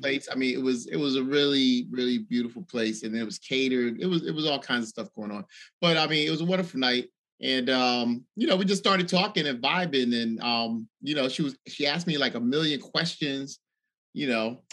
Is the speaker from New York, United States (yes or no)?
no; Washington, District of Columbia, United States; from Washington D.C.